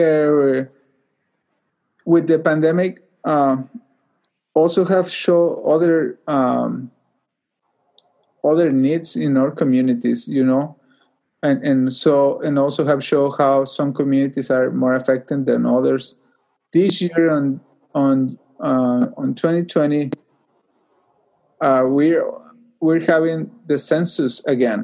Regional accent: Mexico; moved away; I grew up in Mexico

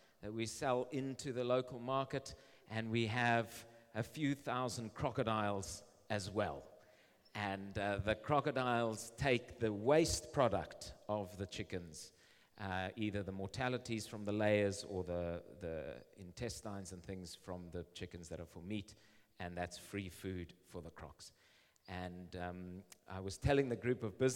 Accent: Zimbabwe; I live in Zimbabwe. I've been born and raised in Zimbabwe

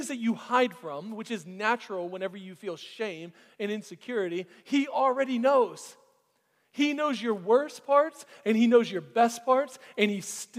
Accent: Florida, United States; now in Alpharetta, United States; I grew up under the poverty line in Florida

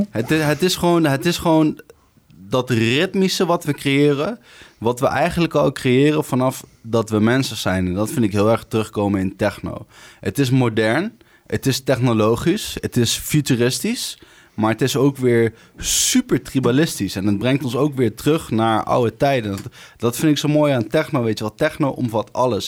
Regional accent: Arnhem, Gelderland, Netherlands; 29 jaar, Ik kom uit Arnhem.

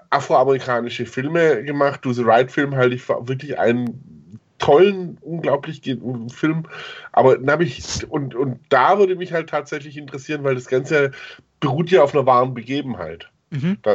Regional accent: Southern Germany, Germany; ich komme aus Süddeutschland, wenn nicht jetzt aus Bayern, ich finde dieses diesen Lokalkolorit auch äh, ganz nett einfach.

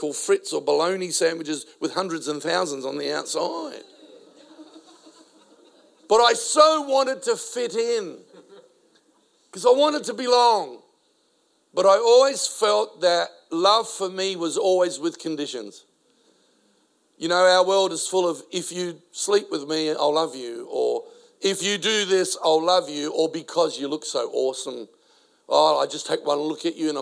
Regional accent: Adelaide, South Australia, Australia; first language Spanish; English is a second language; also born or lived in South America; brought to the country at the age of 4, only spoke Spanish because I was born in South America. Now in an Italian-speaking Australian city, Adelaide.

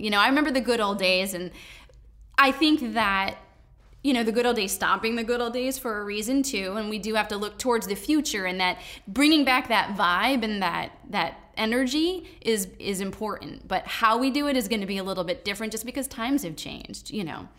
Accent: Danbury, Connecticut, United States; I grew up here.

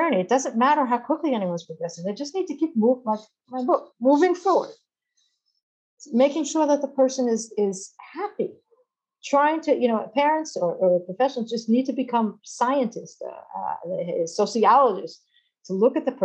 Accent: Long Island, New York, United States; moved away as an adult; also born or lived in Massachusetts; now in Israel; I grew up in Long Island, and I went to study in Massachusetts

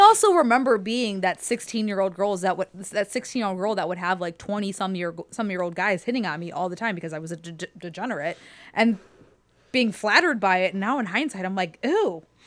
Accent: Youngstown, Ohio, United States; moved away as an adult; also born or lived in Lakewood, Ohio; I'm from Youngstown

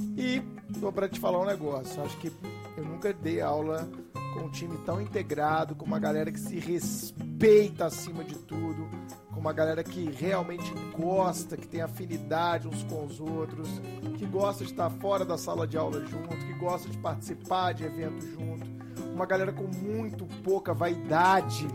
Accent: Belo Horizonte, Minas Gerais, Brazil; sou de BH

